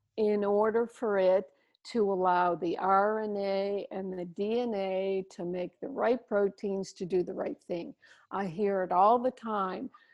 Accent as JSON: {"language": "English", "country": "Canada", "moved": "yes", "lives_now": "Maui, United States", "said": "Here I am in Maui, so far away, but I'm, I'm still a Canadian with my outs and abouts"}